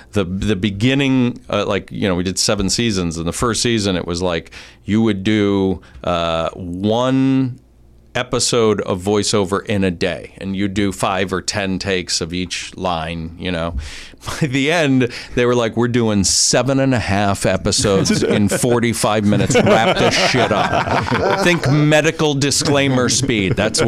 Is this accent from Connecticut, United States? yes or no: yes; Stamford, Connecticut, United States; Stamford, Connecticut.